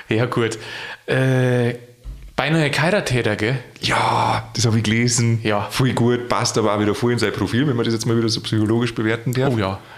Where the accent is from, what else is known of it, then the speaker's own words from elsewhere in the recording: Bavaria, Germany; Da habe ich als Bub, ich komme da aus der Gegend.